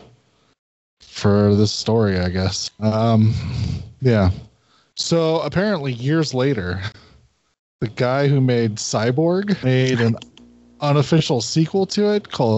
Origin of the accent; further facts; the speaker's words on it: United States; I'm American.